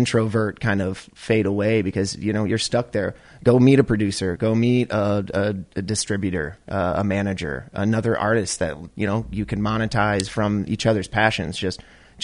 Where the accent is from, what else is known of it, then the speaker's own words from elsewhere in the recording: Chicago, Illinois, United States; we're all from Chicago